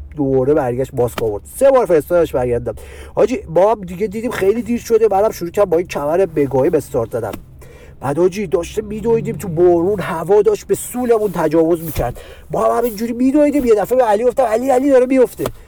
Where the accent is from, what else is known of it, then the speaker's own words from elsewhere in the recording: Tehran, Tehran Province, Iran; بچه پایین شهر